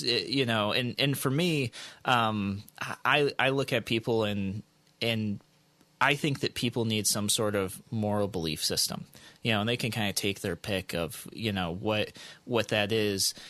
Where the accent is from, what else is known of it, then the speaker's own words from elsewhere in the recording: United States; as the American people